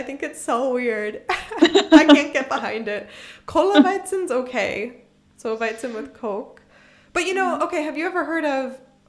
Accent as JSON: {"language": "English", "town": "Philadelphia", "region": "Pennsylvania", "country": "United States", "tie": "born or raised there", "also_born_or_lived": "South Carolina", "moved": "as an adult", "lives_now": "Germany", "said": "When I lived in South Carolina, as I said, I grew up in Pennsylvania, I grew up in Philadelphia, and I moved to South Carolina"}